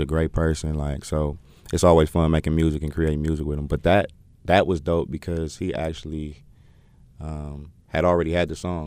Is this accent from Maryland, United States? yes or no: no; Oakland, California, United States; moved away as an adult; now in North Carolina, United States; born and raised in Oakland.